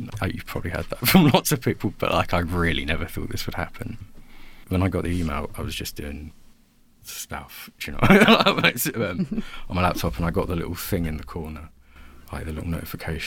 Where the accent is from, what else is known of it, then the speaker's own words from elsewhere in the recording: Basildon, East of England, United Kingdom; We're both from Basildon